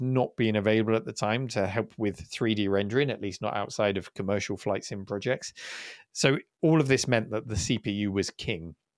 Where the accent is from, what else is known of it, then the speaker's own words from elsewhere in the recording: United Kingdom; as a Brit